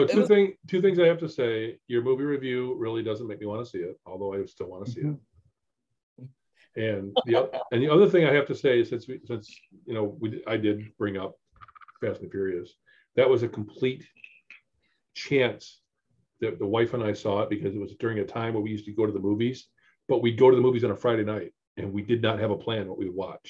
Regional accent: Mexico; also born or lived in New York, United States; I grew up in Mexico and New York. I didn't know about tuner cars.

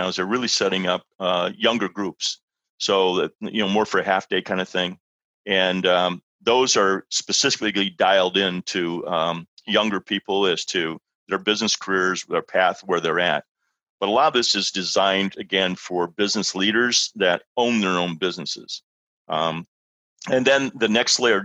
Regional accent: Libertyville, Illinois, United States; I'm in a little church here in my hometown here in Libertyville

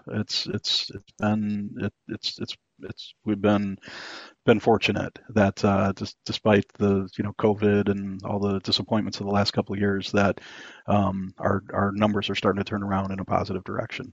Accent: Wisconsin, United States; moved away; I'm actually from Wisconsin originally, and uh, that's oh, that's the that's the dairy state here in the U.S.

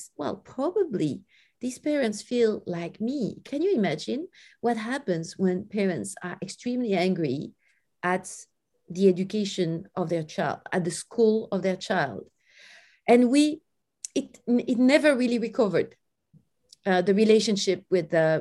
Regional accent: France; I grew up in France in a very friendly environment

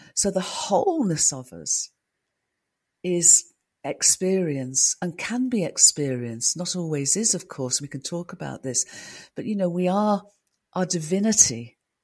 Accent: United Kingdom; I'm a Brit

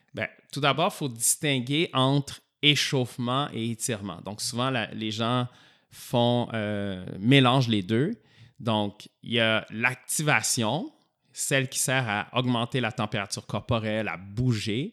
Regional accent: Montreal, Quebec, Canada; also born or lived in Sherbrooke; je suis revenu à Montréal parce que moi, je suis de Montréal

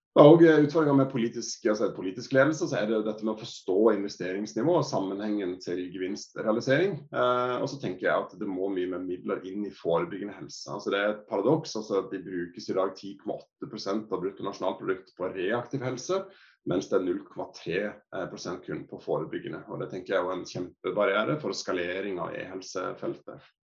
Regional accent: Sørlandet, Norway; vi er jo fra Sørlandet

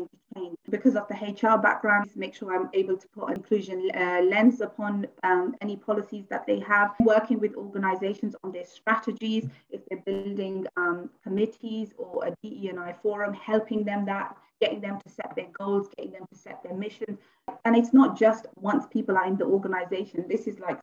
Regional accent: Luton, East of England, United Kingdom; I'm born and bred here. However, I come from Luton.

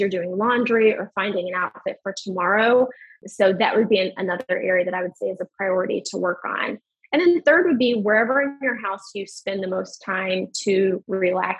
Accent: Western Kentucky, United States; moved away; I'm from Western Kentucky

